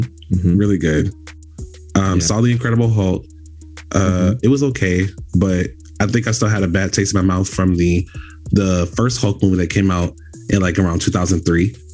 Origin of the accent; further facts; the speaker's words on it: Florida, United States; now in California, United States; I'm originally from Florida